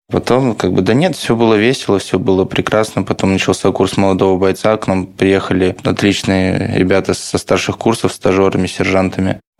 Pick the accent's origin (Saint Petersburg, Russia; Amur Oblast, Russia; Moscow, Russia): Saint Petersburg, Russia; Ну, вот лично я из Петербурга, я прожил до четвертого курса в казарме.